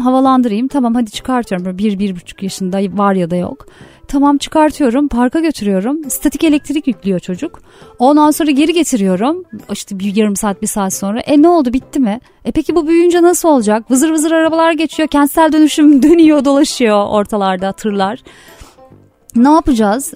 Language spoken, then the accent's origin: Turkish; Yalova, Turkey; moved away as an adult; now in Istanbul, Turkey; ben Yalova'da e, bir küçük bir yerde yani o zaman daha kasabaydı büyüdüğümde